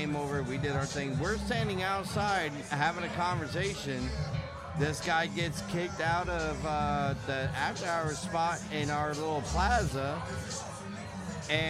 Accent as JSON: {"language": "English", "country": "United States", "also_born_or_lived": "Philadelphia, Pennsylvania / New Jersey", "said": "I'm from Philly and Jersey"}